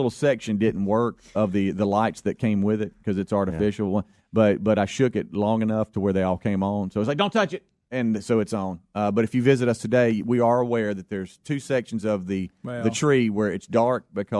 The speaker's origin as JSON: {"language": "English", "region": "the South", "country": "United States", "accent": "southern", "said": "I guess it's my southern accent."}